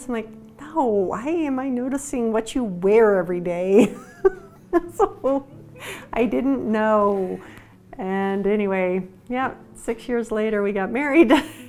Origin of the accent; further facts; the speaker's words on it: Wheat Ridge, Colorado, United States; moved away as an adult; also born or lived in Lakewood, Colorado; I grew up in the same place. So I grew up in Wheat Ridge, Colorado, and went to the University of Colorado.